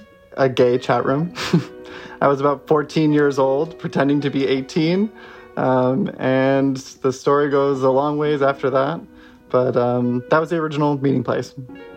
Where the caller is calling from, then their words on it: New York, United States; I am calling from Brooklyn in New York.